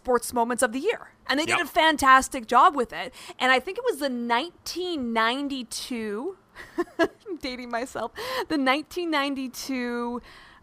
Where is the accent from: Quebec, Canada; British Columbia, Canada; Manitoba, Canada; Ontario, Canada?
Manitoba, Canada; Winnipeg; growing up in Winnipeg